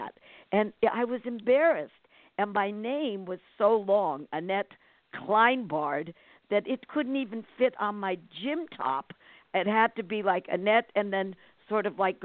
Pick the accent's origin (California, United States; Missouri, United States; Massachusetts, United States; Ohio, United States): California, United States; also born or lived in New Brunswick, New Jersey; I came here when I was 5. My parents, well, I was born in New Jersey, and we migrated to California, and I've been here ever since.